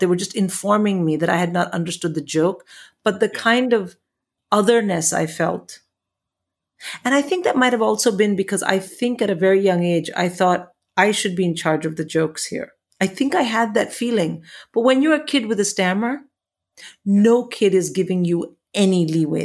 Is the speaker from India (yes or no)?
yes; India; moved away as an adult; now in England; when I came to England from India